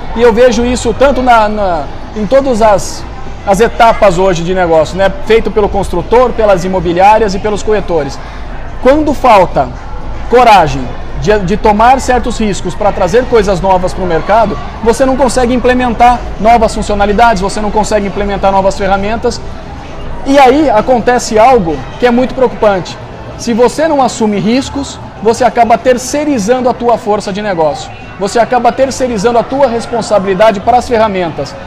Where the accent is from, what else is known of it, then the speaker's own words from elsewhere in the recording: Campinas, São Paulo, Brazil; now in São Paulo, Brazil; Eu sou de Campinas, mas moro em São Paulo hoje.